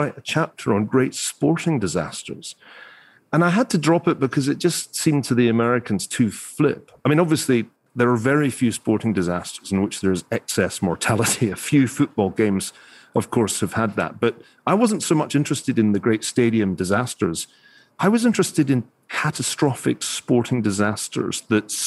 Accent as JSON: {"language": "English", "town": "Glasgow", "region": "Scotland", "country": "United Kingdom", "tie": "born or raised there", "moved": "yes", "lives_now": "California, United States", "said": "I grew up in Glasgow."}